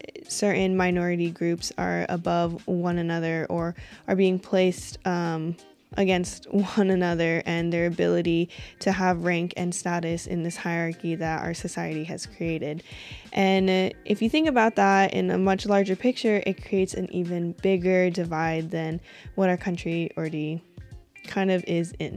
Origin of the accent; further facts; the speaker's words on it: Washington, United States; also born or lived in Colorado; they had me in Colorado, and then we moved to a small town here in Washington State